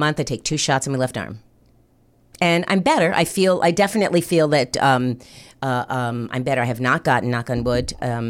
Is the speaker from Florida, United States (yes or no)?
yes; North Miami Beach, Florida, United States; also born or lived in New Jersey; I was raised in North Miami Beach.